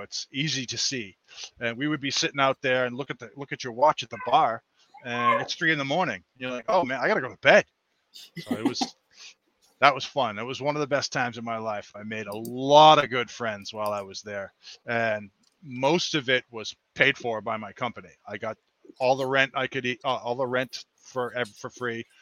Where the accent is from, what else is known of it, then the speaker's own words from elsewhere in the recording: Massachusetts, United States; born and bred in Massachusetts. Um, grew up here, lived all over the world